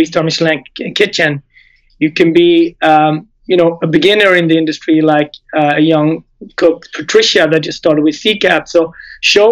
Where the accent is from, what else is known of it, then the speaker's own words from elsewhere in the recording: Gothenburg, Västra Götaland, Sweden; moved away as an adult; also born or lived in Japan / Switzerland; now in United States; On the West Coast in Sweden, in Gothenburg